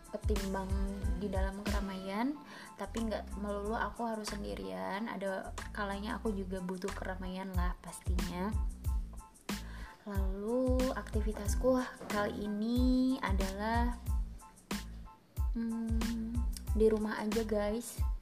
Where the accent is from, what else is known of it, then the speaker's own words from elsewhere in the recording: Banjar, West Java, Indonesia; Aku adalah orang Banjar Jawa Barat.